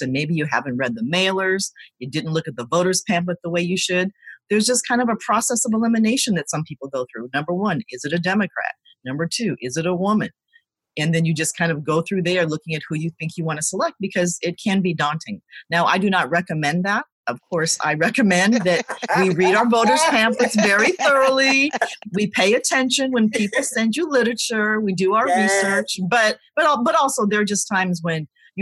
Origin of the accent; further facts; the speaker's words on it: Tacoma, Washington, United States; also born or lived in Seoul, South Korea / Virginia; the house that I grew up in South Tacoma